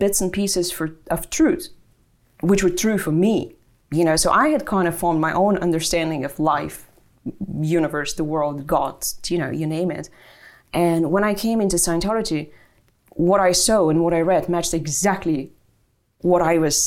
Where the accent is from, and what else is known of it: Bulgaria; born or raised there; English is a second language; moved away as an adult; also born or lived in Germany; now in Ireland